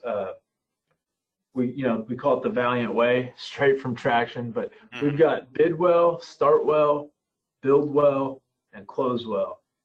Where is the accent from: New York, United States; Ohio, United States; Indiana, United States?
Indiana, United States; Floyds Knobs; I grew up in Southern Indiana, in Floyd's Knobs, Indiana